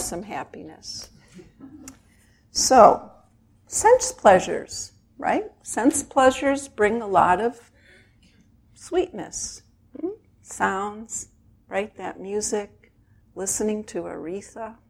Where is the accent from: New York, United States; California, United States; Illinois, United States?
Illinois, United States; Chicago; I grew up in Chicago in a very traditional Jewish family